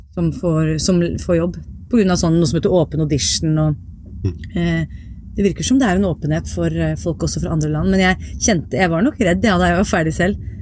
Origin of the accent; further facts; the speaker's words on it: Viken, Norway; accent: East Norwegian; also born or lived in Tromsø; jeg er jo fra, fra Viken, og var, jeg har jo flytta bare et steinkast hjemmefra der hvor jeg vokste opp nå